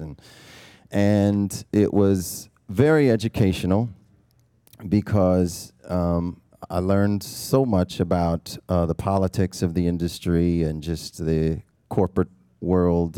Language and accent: English; Milwaukee, Wisconsin, United States; Born and raised in Milwaukee